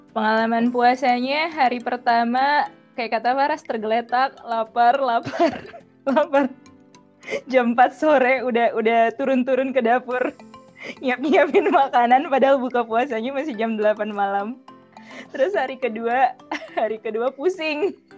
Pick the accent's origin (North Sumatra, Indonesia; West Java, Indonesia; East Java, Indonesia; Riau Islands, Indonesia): North Sumatra, Indonesia; Medan; moved away as an adult; now in London, United Kingdom; asalnya dari Medan, Sumatera Utara